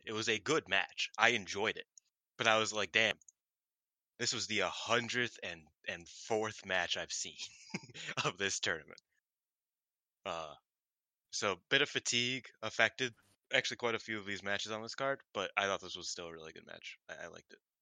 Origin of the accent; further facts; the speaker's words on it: Chicago, Illinois, United States; I am from Chicago